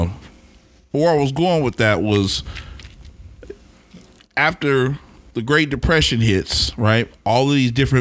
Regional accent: Oklahoma City, Oklahoma, United States; When a kid growing up in Oklahoma City used to go downtown on New Year's Eve

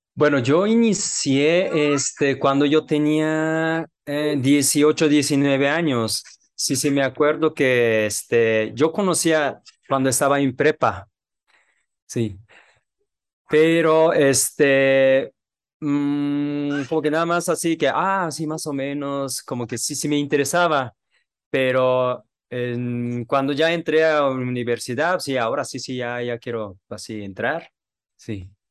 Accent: Japan; Spanish is a second language; moved away as an adult; now in Mexico; yo soy japonés

